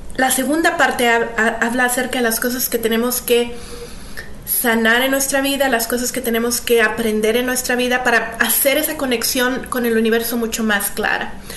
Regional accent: Mexico; Creciendo en México

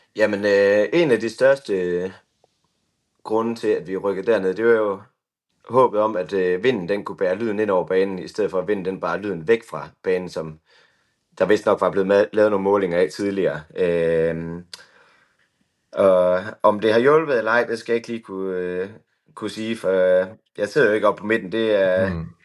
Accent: Skanderborg, Central Denmark Region, Denmark; jeg kommer egentlig fra Aarhusområdet, nærmere mm-hmm. betegnet Skanderborg

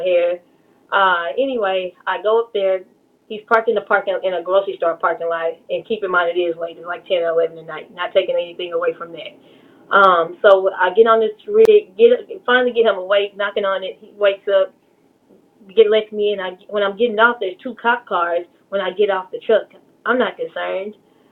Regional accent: Dallas, Texas, United States; I am born and raised in Dallas, Texas, in Hamilton Park

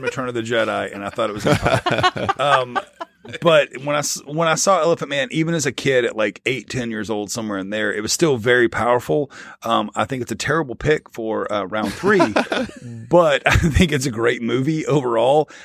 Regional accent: the South, United States; If you didn't have Superstation TBS Channel 17 growing up in the South

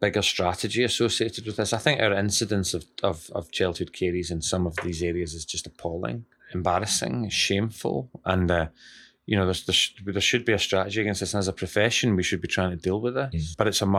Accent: West Bridgford, East Midlands, United Kingdom; I know I come from West Bridgeford and we have minimal tooth decay

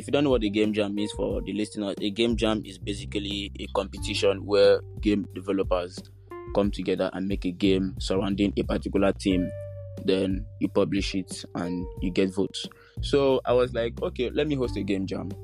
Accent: Nigeria; as a Nigerian, like as a teenager

